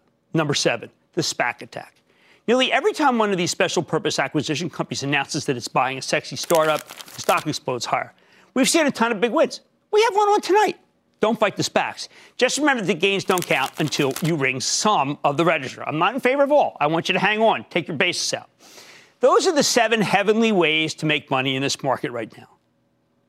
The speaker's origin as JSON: {"language": "English", "region": "New Jersey", "country": "United States", "also_born_or_lived": "New York", "said": "my home state of New Jersey"}